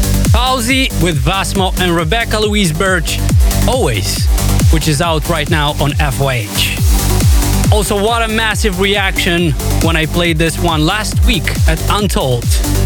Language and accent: English; Moldova; I'll be playing in my home country of Moldova at the new Bora Bora Club.